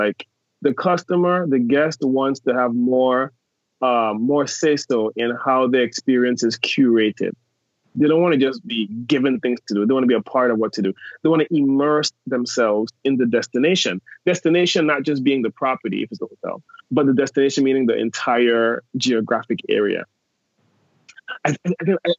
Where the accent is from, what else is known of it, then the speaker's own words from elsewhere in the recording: U.S. Virgin Islands; I am from St. Thomas in the U.S. Virgin Islands.